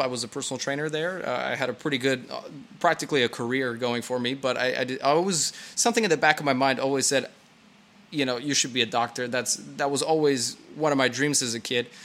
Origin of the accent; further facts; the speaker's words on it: California, United States; moved away as an adult; now in Brno, Czechia; I was born and raised in California